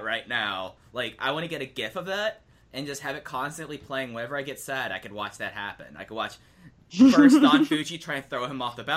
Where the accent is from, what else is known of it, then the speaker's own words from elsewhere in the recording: Texas, United States; I'm from Texas